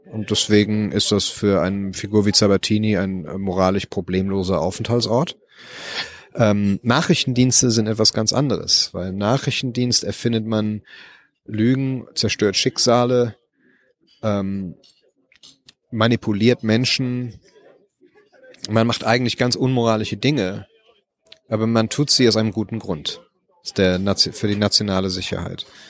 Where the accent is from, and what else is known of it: Germany; born or raised there; moved away as an adult; now in Los Angeles, United States